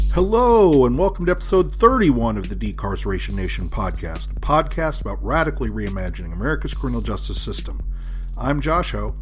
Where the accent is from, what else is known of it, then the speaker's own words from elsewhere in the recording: New York City, New York, United States; I was born in New York City myself